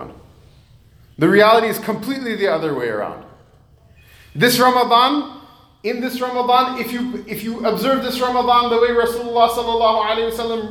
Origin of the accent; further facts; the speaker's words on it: United States; I was born and raised in America